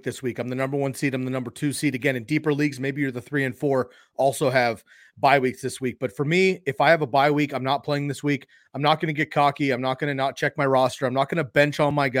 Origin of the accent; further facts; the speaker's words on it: California, United States; I grew up in California